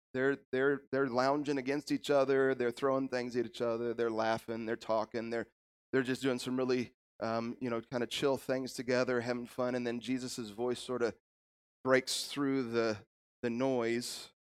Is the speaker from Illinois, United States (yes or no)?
yes; Illinois, United States; moved away as an adult; also born or lived in Kansas; God called us back to my home state of Illinois